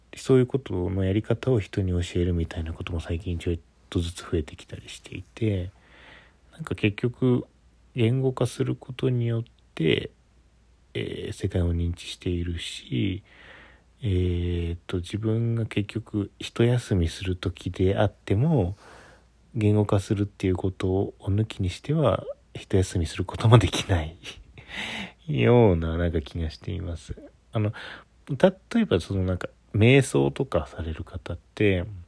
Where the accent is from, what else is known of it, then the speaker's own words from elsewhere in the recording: Ishikawa, Japan; moved away as an adult; also born or lived in Kyoto; now in Tokyo, Japan; 私地元が石川県っていう日本海側なんですけど